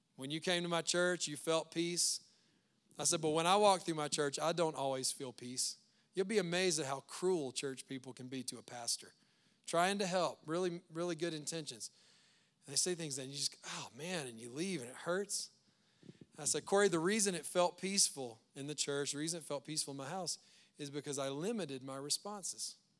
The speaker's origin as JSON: {"language": "English", "region": "Louisiana", "country": "United States", "moved": "yes", "lives_now": "Loveland, United States", "said": "We're from Louisiana"}